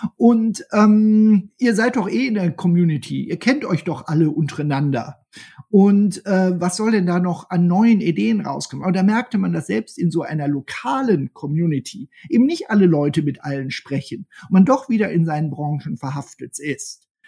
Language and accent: German; Germany; Wir sind als Deutsche